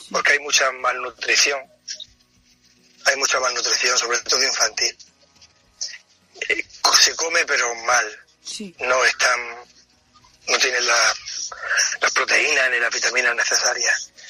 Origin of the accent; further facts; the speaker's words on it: Granada, Andalusia, Spain; moved away as an adult; also born or lived in Niger; now in Benin; Pues yo soy de Granada. Tengo 56 años. Llevo 32 años en África, que llegué. He estado en periodos en España